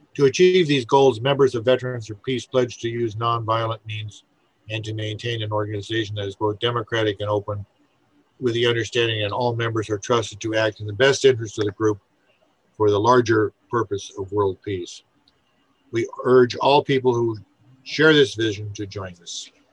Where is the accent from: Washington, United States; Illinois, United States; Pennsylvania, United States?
Washington, United States; Seattle; I'm from Seattle and Washington